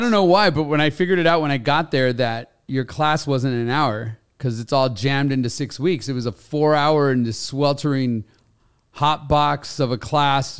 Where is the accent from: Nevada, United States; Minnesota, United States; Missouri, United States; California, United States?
California, United States; Los Angeles; I grew up in Los Angeles